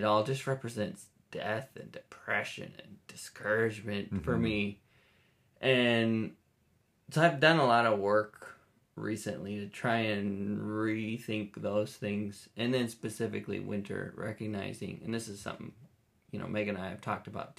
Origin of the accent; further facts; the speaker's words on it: Minnesota, United States; moved away; I grew up in Minnesota, so winter was long, and it was gray, and it was cold.